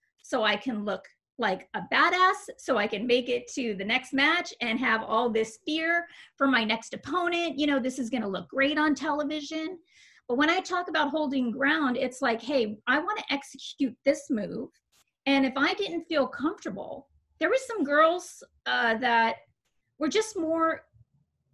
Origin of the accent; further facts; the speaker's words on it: Las Vegas, Nevada, United States; I'm a Vegas girl, right? Like, I grew up in Las Vegas. I got there when I was in the third grade